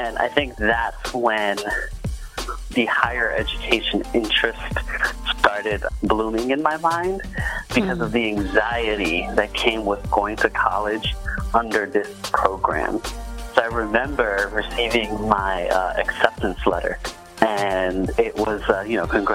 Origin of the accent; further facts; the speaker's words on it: New York City, New York, United States; moved away as an adult; also born or lived in Philadelphia, Pennsylvania / Ithaca, New York; I grew up in the Bronx, New York City